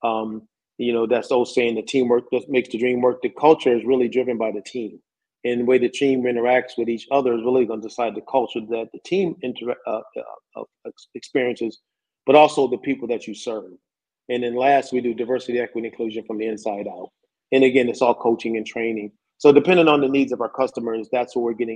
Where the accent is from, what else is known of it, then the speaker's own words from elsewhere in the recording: Syracuse, New York, United States; I'm from Syracuse, New York, Dr. Dave, and I don't know if you know anything about Syracuse, but man, we get mountains of snow up there